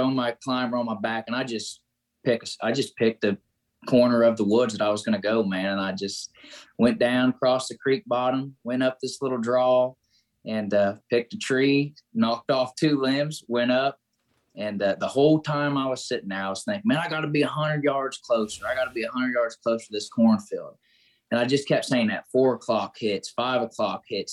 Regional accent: Greensburg, Indiana, United States; I'm from Southeast Indiana, called Greensburg, Indiana, a little small town

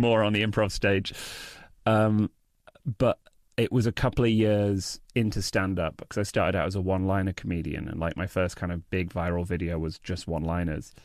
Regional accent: United Kingdom; accent: British; moved away

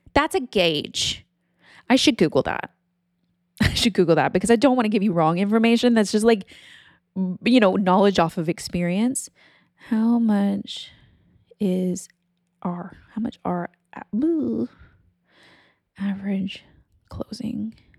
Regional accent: Texas, United States; moved away as an adult; also born or lived in Louisiana / California; moved to Texas when I was ten, and then I grew up there

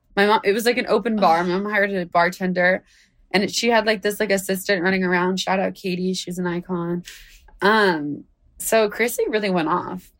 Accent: United States; I'm born in America

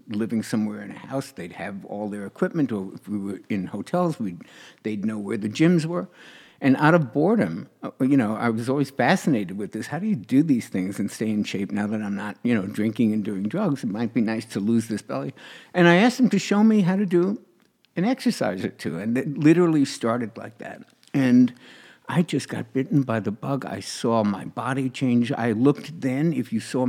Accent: New York, United States; I was in New York, in my hometown

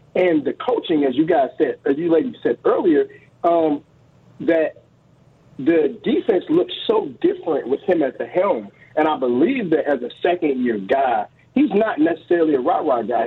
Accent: Chicago, Illinois, United States; moved away; I was born and raised in Chicago

